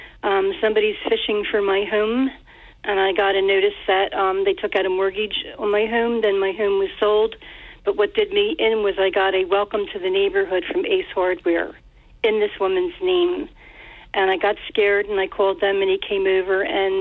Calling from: Ocean City, New Jersey, United States; Hi, Harry. … from Ocean City.

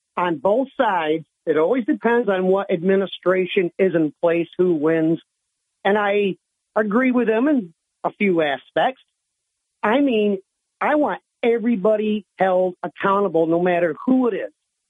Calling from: Owego, New York, United States; from Owego

